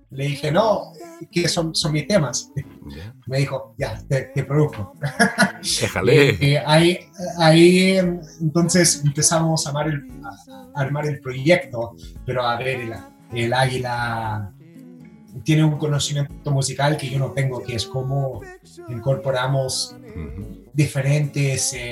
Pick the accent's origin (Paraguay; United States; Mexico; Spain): United States; yo que, que, vengo de los Estados Unidos, que tiene un tema más o menos con, con, con el, el color, la, la, la raza